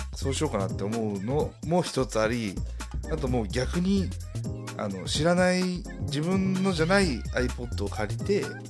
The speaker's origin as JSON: {"language": "Japanese", "region": "Nara", "country": "Japan", "said": "閉鎖的だもん、うちの周り"}